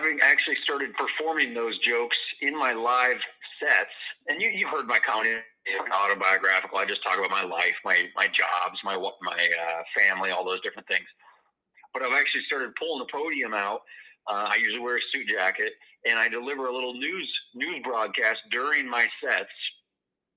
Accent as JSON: {"language": "English", "region": "rural Iowa", "country": "United States", "tie": "born or raised there", "moved": "as an adult", "lives_now": "Illinois, United States", "said": "boy from small town in rural Iowa"}